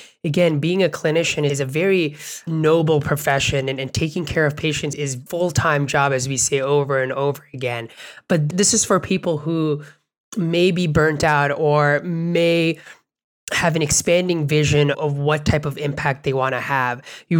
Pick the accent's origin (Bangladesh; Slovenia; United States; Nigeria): Bangladesh; or where I grew up in Bangladesh